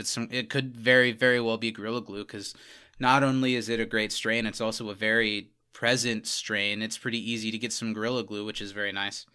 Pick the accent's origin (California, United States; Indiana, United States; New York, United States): Indiana, United States; didn't grow up in Wisconsin, but we grew up in Indiana